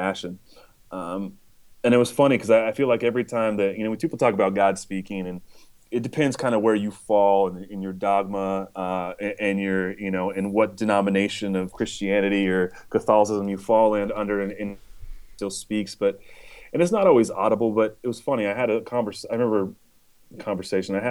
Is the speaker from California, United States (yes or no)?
yes; Chico, California, United States; moved away as an adult; also born or lived in San Diego, California / Wisconsin; now in Nashville, United States; I'm from Northern California. I was born and semi-raised in Chico, California